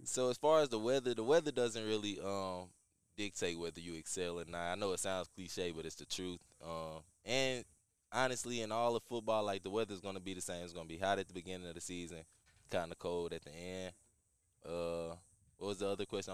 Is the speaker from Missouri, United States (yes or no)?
yes; St. Louis, Missouri, United States; a kid growing up in St. Louis